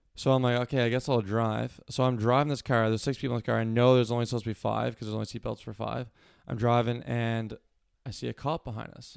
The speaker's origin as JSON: {"language": "English", "town": "Cole Harbour", "region": "Nova Scotia", "country": "Canada", "tie": "born or raised there", "also_born_or_lived": "Halifax, Nova Scotia", "said": "I like to say Cole Harbor, Nova Scotia"}